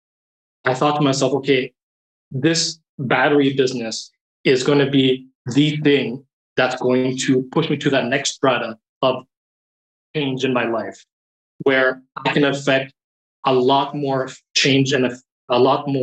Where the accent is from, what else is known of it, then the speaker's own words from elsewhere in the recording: Toronto, Ontario, Canada; moved away as an adult; also born or lived in South Korea / China / Beijing; Born and raised in Toronto, I started my career in education.